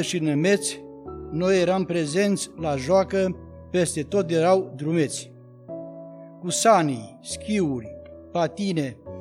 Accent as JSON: {"language": "Romanian", "town": "Țentea", "region": "Bistrița-Năsăud", "country": "Romania", "tie": "born or raised there", "moved": "yes", "said": "satul meu. Țentea se numește satul de pe plaiuri bistrițele, îndregit cum nu e altul, îmbătrânit de multă vreme. Mă amintesc de acele timpuri, când pe acolo ne jucam"}